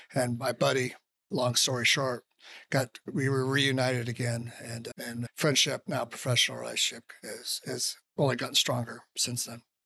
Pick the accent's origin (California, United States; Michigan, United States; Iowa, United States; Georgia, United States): Iowa, United States; I said I was from Iowa